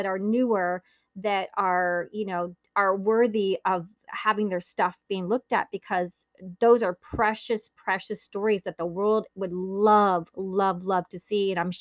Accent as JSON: {"language": "English", "town": "Naples", "region": "Campania", "country": "Italy", "tie": "born or raised there", "said": "Since I was born in Naples, Italy"}